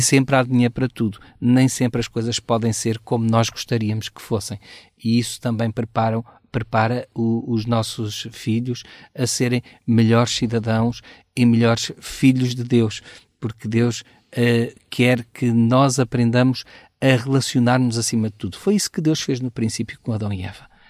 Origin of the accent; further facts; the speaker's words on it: Portugal; como bom português